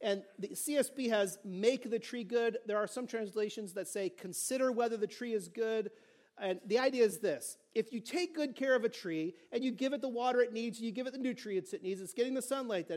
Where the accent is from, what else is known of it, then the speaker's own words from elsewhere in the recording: California, United States; I'm from California